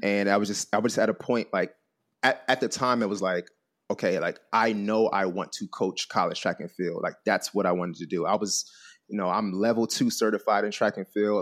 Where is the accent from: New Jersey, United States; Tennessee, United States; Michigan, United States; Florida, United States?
New Jersey, United States; Trenton; I'm originally from, from, uh, from Trenton, New Jersey, um, East Coast boy.